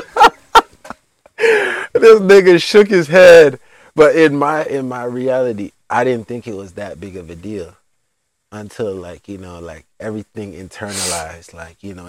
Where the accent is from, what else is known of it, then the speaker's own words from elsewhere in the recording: United States; also born or lived in Jamaica; I'm American